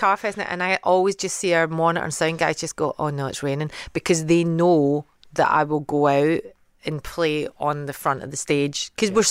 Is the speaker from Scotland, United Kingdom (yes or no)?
yes; Scotland, United Kingdom; accent: Scottish